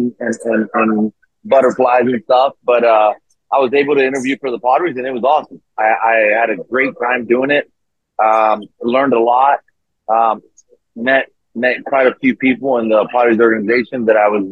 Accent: Tijuana, Baja California, Mexico; also born or lived in National City, California / Chula Vista, California; I was born in Tijuana, grew up on both sides of the border, really, between National City, Chula Vista, and Tijuana.

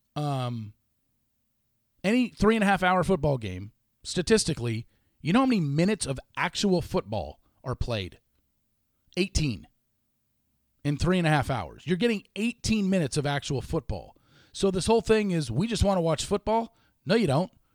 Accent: Los Angeles, California, United States; I grew up in Los Angeles, watched Laker games growing up

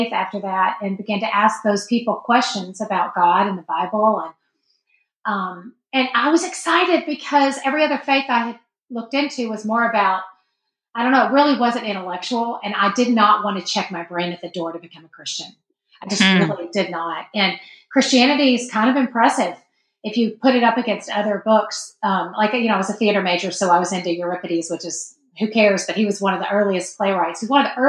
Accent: Texas, United States; moved away; also born or lived in Chicago; I'm from Texas

